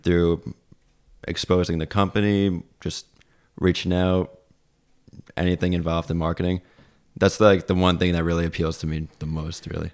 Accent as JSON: {"language": "English", "area": "Long Island", "region": "New York", "country": "United States", "moved": "as an adult", "lives_now": "Plattsburgh, United States", "said": "I'm originally from Long Island"}